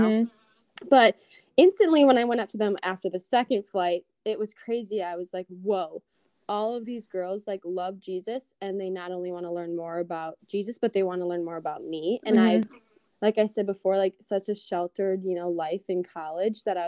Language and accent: English; Wisconsin, United States; also born or lived in Minnesota; I was coming from the Midwest, from Wisconsin, not knowing anyone